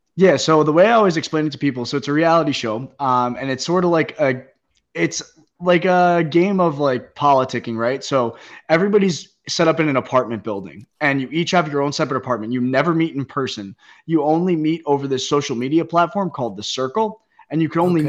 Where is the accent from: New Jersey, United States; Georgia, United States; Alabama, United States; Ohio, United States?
New Jersey, United States; Caldwell; also born or lived in Hoboken, New Jersey; I grew up in uh, Sopranos territory. I'm from Caldwell, New Jersey